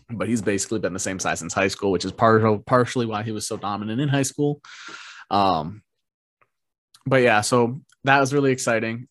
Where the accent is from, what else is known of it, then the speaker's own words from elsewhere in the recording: Minnesota, United States; we're from Minnesota